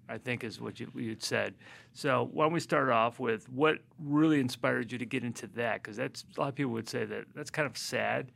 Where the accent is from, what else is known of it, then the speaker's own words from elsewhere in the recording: Chicago, Illinois, United States; moved away; I'm from Chicago